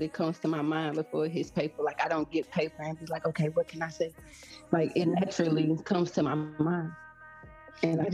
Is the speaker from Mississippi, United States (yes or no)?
yes; Mississippi, United States; now in Memphis, United States; I'm from Mississippi, actually reside in Memphis, Tennessee